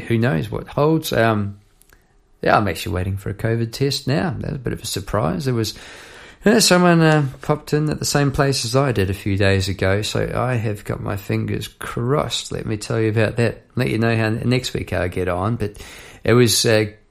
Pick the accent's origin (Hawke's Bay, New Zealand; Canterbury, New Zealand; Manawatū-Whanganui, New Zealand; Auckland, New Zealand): Manawatū-Whanganui, New Zealand; Palmerston North; now in Melbourne, Australia; I was a youngster on the doorstep back in Palmerston, North New Zealand